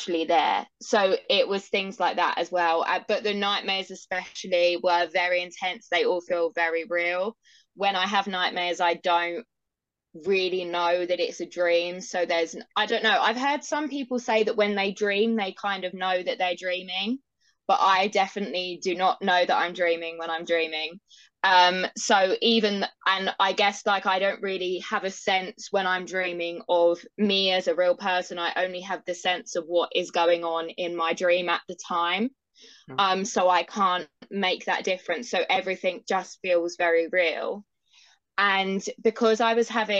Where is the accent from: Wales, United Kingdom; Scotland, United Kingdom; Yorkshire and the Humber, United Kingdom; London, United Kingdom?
London, United Kingdom; I'm from London in the UK.